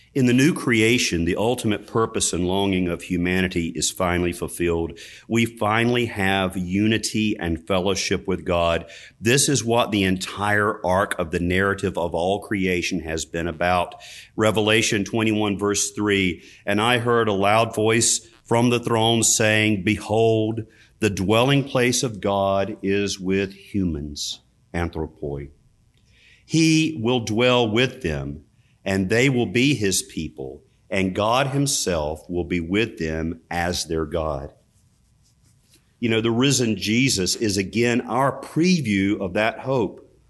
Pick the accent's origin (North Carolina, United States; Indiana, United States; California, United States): North Carolina, United States; Richmond County; where I grew up in Richmond County, North Carolina